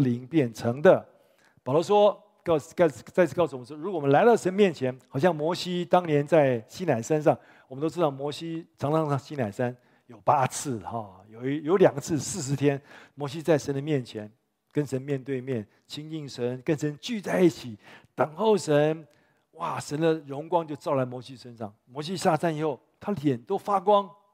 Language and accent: Chinese; Taipei, Taiwan; also born or lived in United States; 我五岁就在教会长大嘛，在这长大嘛